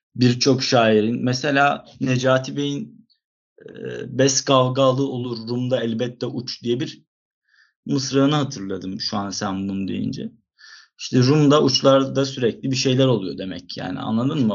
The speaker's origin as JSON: {"language": "Turkish", "town": "Izmir", "region": "İzmir", "country": "Turkey", "also_born_or_lived": "Istanbul"}